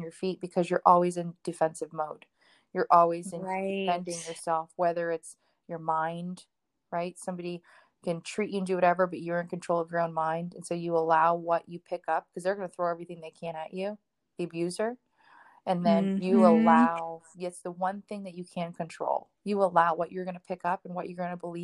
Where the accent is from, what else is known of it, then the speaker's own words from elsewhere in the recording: Miami, Florida, United States; I'm from Miami. We're very loud, very outspoken family